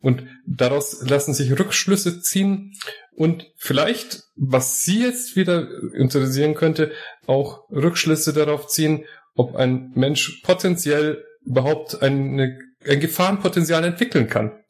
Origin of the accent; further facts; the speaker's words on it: Morocco; Nun es sind viele Wissenschaftler ihres Landes doch bei uns in Marokko und nachdem ich dort studiert habe und äh, auch die englische Sprache mit studiert habe